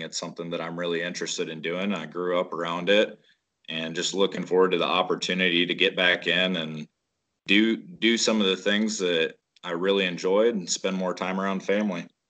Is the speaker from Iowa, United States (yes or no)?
yes; Waterloo, Iowa, United States; we're from Northeast Iowa, around the Waterloo area